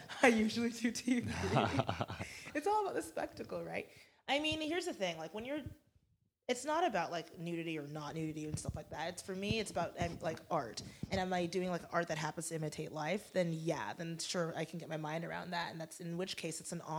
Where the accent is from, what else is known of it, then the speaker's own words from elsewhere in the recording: Florida, United States; moved away as an adult; also born or lived in Durham, North Carolina; now in Los Angeles, United States; I'm from Florida.